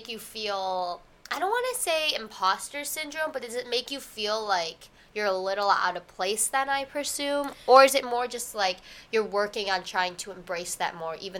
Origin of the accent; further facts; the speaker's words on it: United States; also born or lived in China; I was adopted from China by a predominantly white family. Mm-hmm. And so, like, culturally-wise, for the most part, I'm more American, like, textbook American, you know?